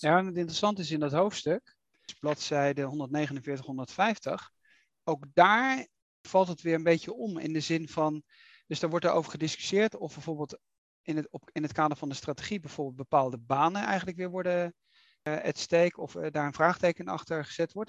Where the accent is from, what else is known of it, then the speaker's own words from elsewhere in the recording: Netherlands; we gaan er keihard in als Nederlanders